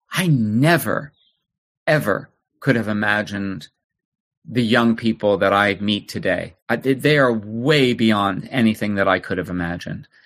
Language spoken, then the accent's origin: English; New Jersey, United States; New Jersey, okay. a suburb in New Jersey.